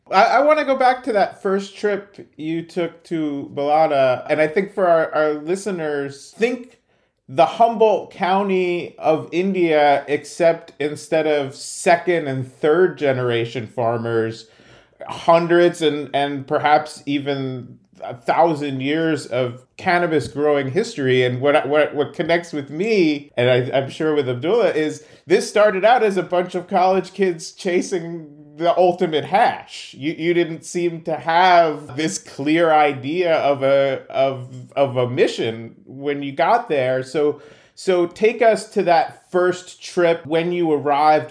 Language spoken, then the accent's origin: English; New Jersey, United States; I grew up in New Jersey